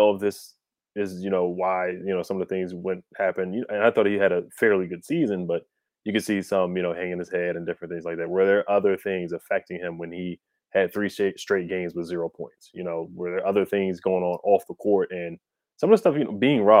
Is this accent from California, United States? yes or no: no; Prince George's County, Maryland, United States; I was born and raised in Maryland, PG County, right next to D.C.